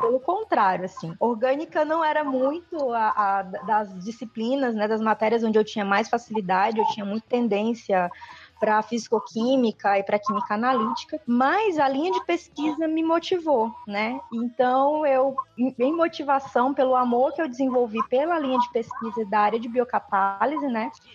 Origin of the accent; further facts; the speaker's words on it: Ceará, Brazil; also born or lived in Teresina, Piauí; eu cresci no Ceará, né? Eu sou natural do Piauí, de Teresina, mas eu cresci no Ceará, né? Fui para lá muito pequena